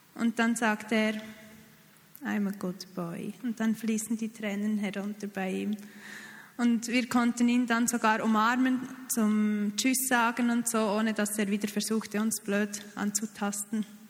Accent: Switzerland; als Schweizer Team

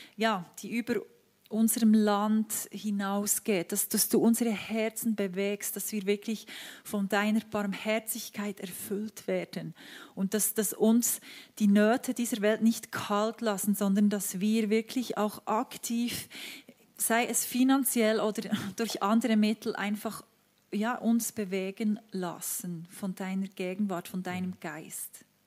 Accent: Switzerland; wir als Schweizer

